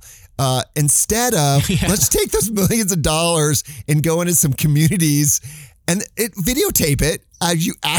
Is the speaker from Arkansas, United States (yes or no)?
no; Phoenix, Arizona, United States; I grew up in Phoenix, North Phoenix